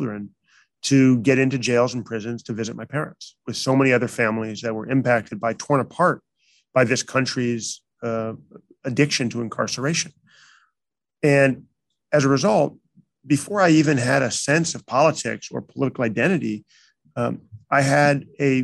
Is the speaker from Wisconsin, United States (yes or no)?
no; Chicago, Illinois, United States; also born or lived in New York; now in San Francisco, United States; I did grew up mostly in Chicago